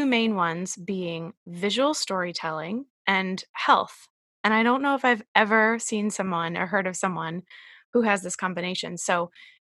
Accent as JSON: {"language": "English", "region": "Massachusetts", "country": "United States", "moved": "yes", "lives_now": "Rhode Island, United States", "said": "I'm also from Massachusetts and live in Rhode Island."}